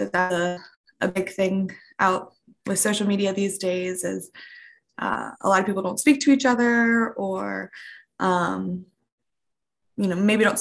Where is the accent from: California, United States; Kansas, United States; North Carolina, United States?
North Carolina, United States; Outer Banks, Eastern; I'm from the Outer Banks, Eastern North Carolina